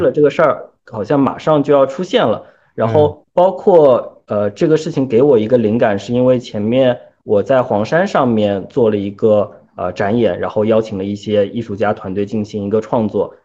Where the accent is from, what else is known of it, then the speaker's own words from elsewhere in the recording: China; 作为我们中国人